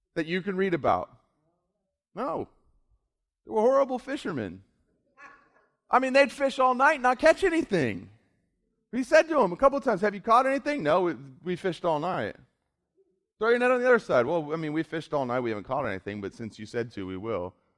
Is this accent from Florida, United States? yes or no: yes; South Florida, United States; I grew up in South Florida.